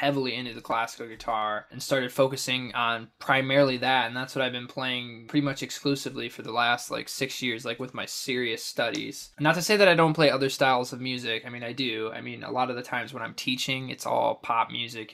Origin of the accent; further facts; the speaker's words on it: Lansing, Michigan, United States; I'm originally from Lansing, Michigan